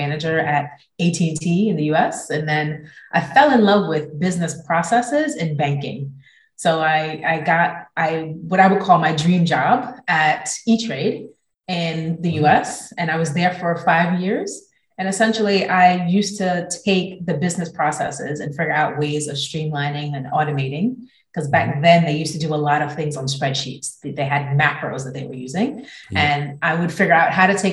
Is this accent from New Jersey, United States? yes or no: yes; New Jersey, United States; moved away as an adult; also born or lived in Copenhagen, Denmark; now in London, United Kingdom; I'm originally from New Jersey